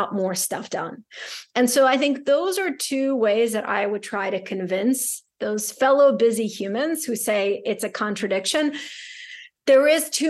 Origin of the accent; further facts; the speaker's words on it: Saint Petersburg, Russia; also born or lived in New York City; now in Boston, United States; I grew up in St. Petersburg, Russia.